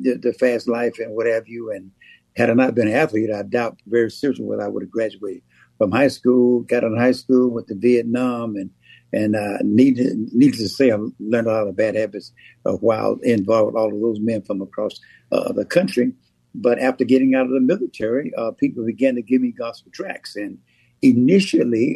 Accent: Pittsburg, Texas, United States; I was raised in East Texas in a small town called Pittsburgh, Texas

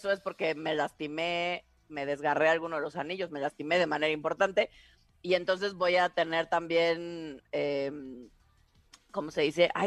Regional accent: Tabasco, Mexico; Dirían en mi pueblo, en Tabasco, es que eres bien salamero.

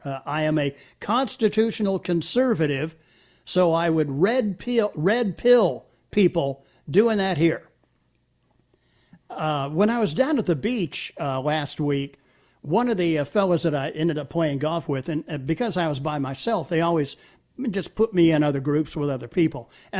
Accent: Greenville, South Carolina, United States; he found out that I was from Greenville.

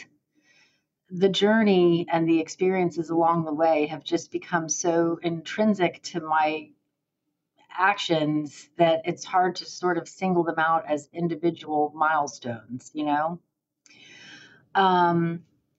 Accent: Miami, Florida, United States; moved away as an adult; now in Gainesville, United States; I was born and raised in Miami

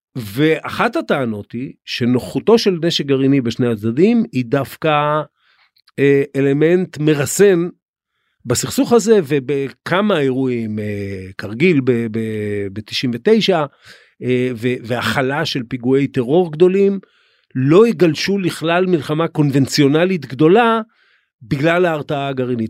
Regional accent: Israel; אנחנו כישראלים

